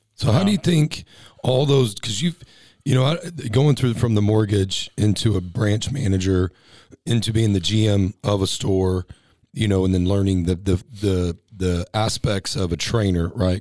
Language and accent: English; Texas, United States; now in California, United States; I'm a Texas boy